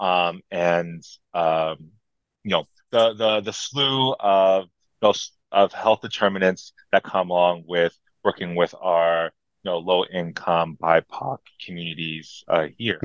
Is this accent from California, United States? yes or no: yes; San Francisco, California, United States; I'm growing up in San Francisco